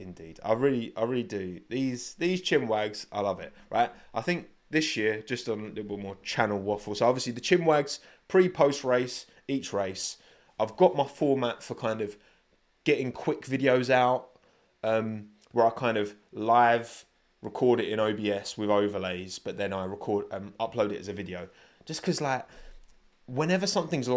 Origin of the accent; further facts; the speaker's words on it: United Kingdom; I am British